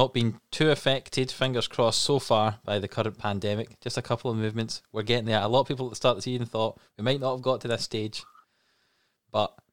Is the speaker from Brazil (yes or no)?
no; Scotland, United Kingdom; as three Scottish people